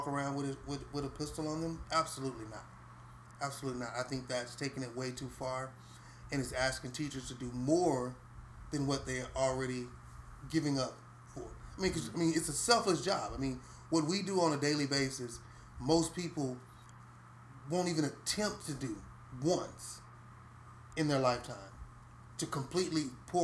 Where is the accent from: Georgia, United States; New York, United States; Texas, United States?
Texas, United States; Houston; I grew up in Cashmere Gardens. My neighborhood was pretty rough.